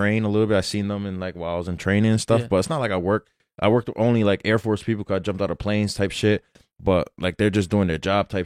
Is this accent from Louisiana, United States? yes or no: no; New York, United States; moved away as an adult; also born or lived in Germany; I come from New York